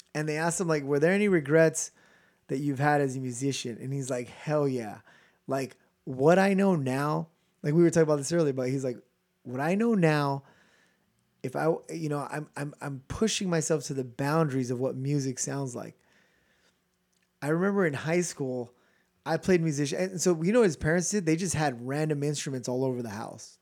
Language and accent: English; California, United States; we're from California